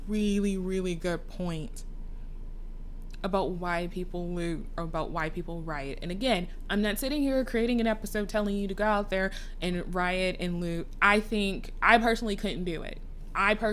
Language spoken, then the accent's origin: English; Texas, United States; I was in Texas.